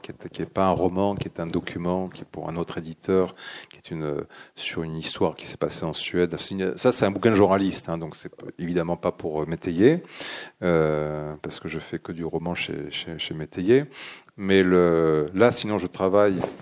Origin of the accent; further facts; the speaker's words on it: Dax, Nouvelle-Aquitaine, France; moved away as an adult; now in Sweden; Je suis né à Dax.